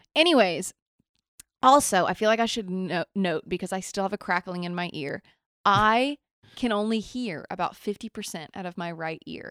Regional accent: Nashville, Tennessee, United States; born or raised there; moved away

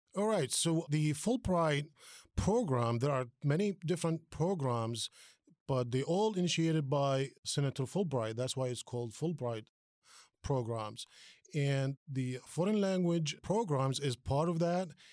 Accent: Palestine; also born or lived in New Jersey, United States; now in Dayton, United States; I'm originally from Palestine, came to this country more than thirty years ago

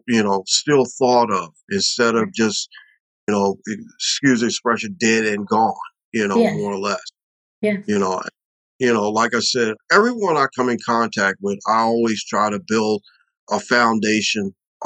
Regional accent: Baltimore, Maryland, United States; also born or lived in Los Angeles; I'm from Baltimore

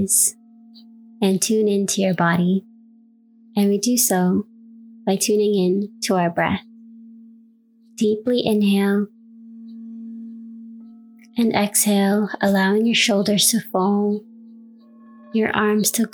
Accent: New York City, New York, United States; now in Canada; I was born and raised in New York City

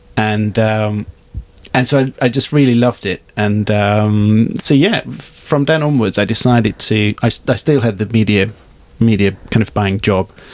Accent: Hungary; moved away; I'm from Hungary originally

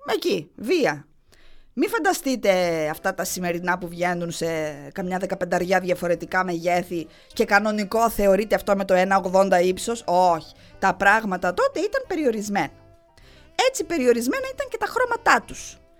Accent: Heraklion, Crete, Greece; γεννήθηκα και μεγάλωσα στο Ηράκλειο

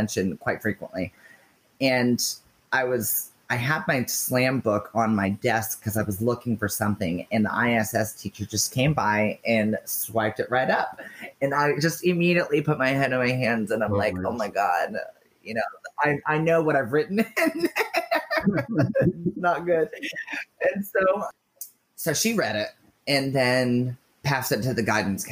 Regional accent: Orange Park, Florida, United States; I grew up in Orange Park, Florida

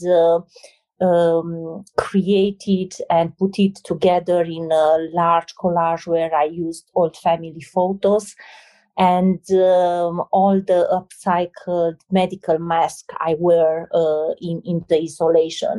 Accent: Romania; moved away; I'm coming from Romania, a place with uh, a lot of hardship

